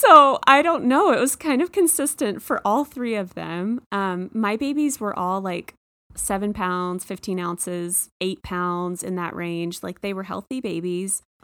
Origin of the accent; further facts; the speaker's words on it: Texas, United States; moved away; I'm from Texas